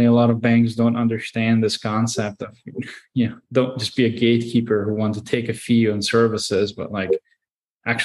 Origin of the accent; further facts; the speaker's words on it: Hungary; moved away; I grew up in Hungary